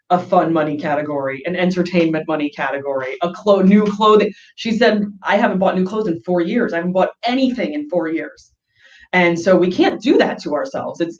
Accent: East Coast, United States; because I'm from the East Coast, I have people visit me all the time, I want that second bedroom.

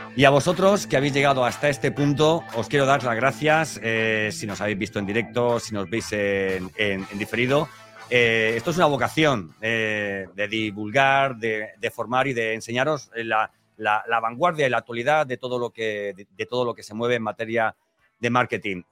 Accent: Elche, Valencian Community, Spain; yo soy de Elche, de Alicante

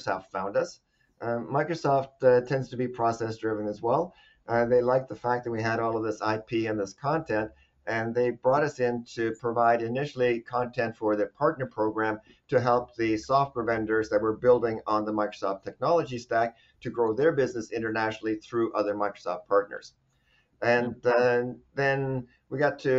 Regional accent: Norway; moved away as an adult; also born or lived in Arizona; now in United States; I'm actually from Norway originally.

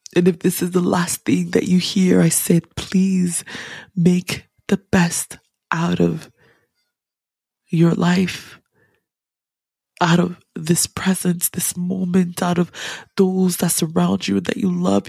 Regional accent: Ghana; as a Ghanaian, as an African

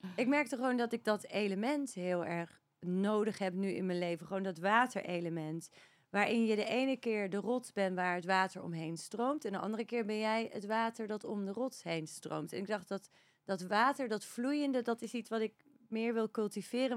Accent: Netherlands; moved away as an adult; also born or lived in Australia; now in Spain; Maar op mijn zesde inderdaad naar Nederland gegaan

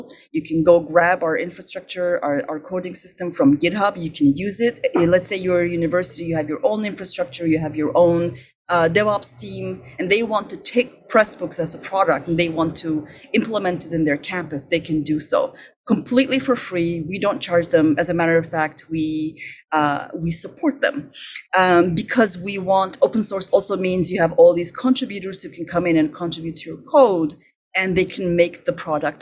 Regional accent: Istanbul, Turkey; moved away as an adult; now in Montreal, Canada; I'm originally from Turkey

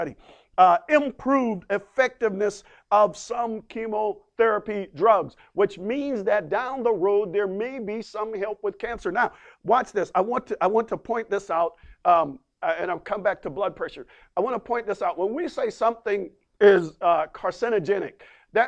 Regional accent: the Bible Belt, Southeast, South Carolina, United States; I'm from the Bible Belt. Amen. The Bible Belt. Y'all know the Bible Belt down there in the Southeast region

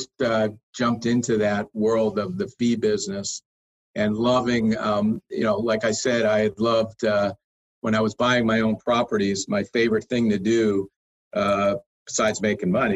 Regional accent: Springfield, Massachusetts, United States; moved away as an adult; also born or lived in Boston / Phoenix; I was born and raised in Springfield, Mass.

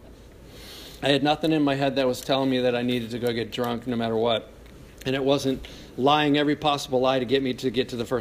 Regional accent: Cleveland Heights, Ohio, United States; I grew up in Cleveland Heights

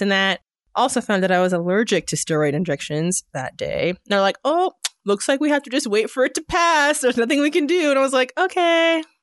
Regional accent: Edmond, Oklahoma, United States; moved away as an adult; also born or lived in Long Island, New York / Italy; now in Northwest Arkansas, United States; I grew up in Edmund

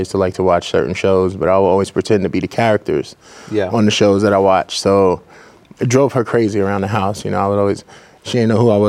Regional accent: New York City, New York, United States; Born and raised in the Bronx, New York

